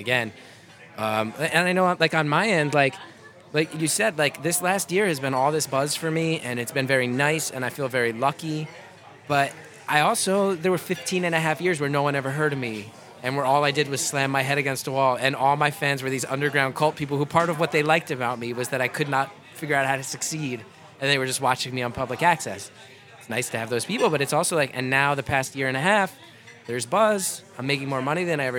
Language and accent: English; New Jersey, United States; growing up in Jersey